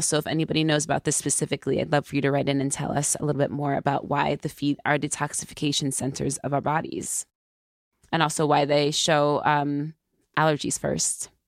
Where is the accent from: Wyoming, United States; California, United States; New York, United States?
New York, United States; I'm a New Yorker